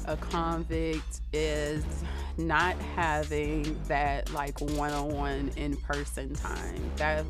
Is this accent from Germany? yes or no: no; Pittsburgh, Pennsylvania, United States; I'm from Pittsburgh, Pennsylvania.